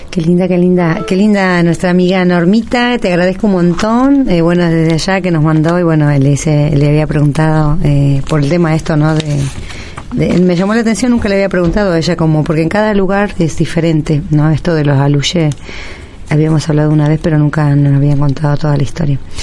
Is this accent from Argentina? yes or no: yes; northern Argentina, Argentina; moved away; nosotros en el norte